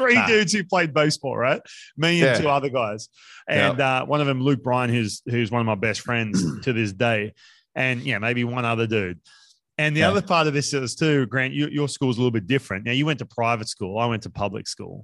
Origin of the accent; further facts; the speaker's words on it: Australia; now in United States; growing up in Australia